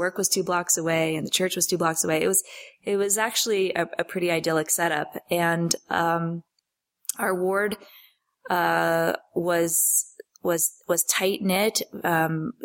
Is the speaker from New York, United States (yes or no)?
yes; New York City, New York, United States; I was born and raised in New York City, to an opera singer mother and a lawyer father.